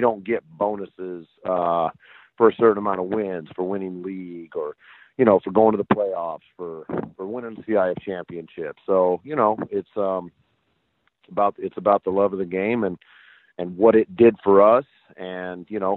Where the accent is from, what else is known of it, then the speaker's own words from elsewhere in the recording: Bakersfield, California, United States; I grew up in Bakersfield, California, place that really, really loves its football